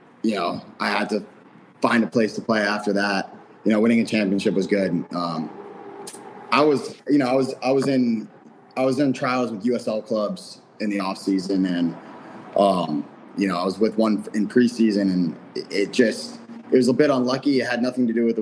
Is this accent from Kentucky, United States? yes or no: no; New York, United States; also born or lived in Michigan; now in Rochester, United States; I'm a New Yorker. So it's only 5-hour drive. So I can always go home if I wanted to see family